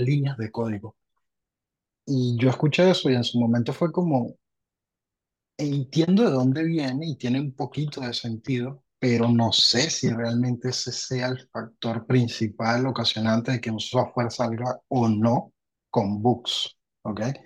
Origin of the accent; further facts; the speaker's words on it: Venezuela; moved away as an adult; also born or lived in Argentina; now in Lima, Peru; soy venezolano, salí de, Venezuela hace, en enero ya son siete años